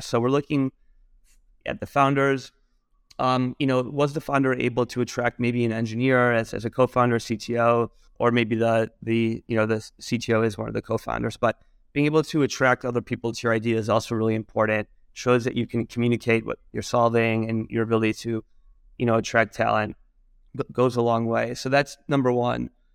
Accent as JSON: {"language": "English", "region": "Michigan", "country": "United States", "also_born_or_lived": "New York", "moved": "yes", "said": "I'm originally from Michigan, and, uh, I, uh, initially moved to New York"}